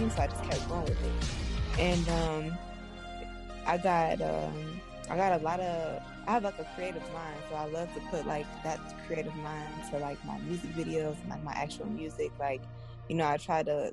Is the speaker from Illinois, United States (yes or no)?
yes; South Suburbs of Chicago, Illinois, United States; I'm from, like, the South Suburbs. So I'm from Metz, and I grew up in Metz